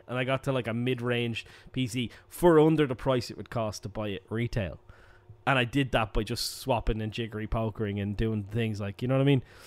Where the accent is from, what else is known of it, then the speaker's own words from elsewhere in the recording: Ireland; as an Irish person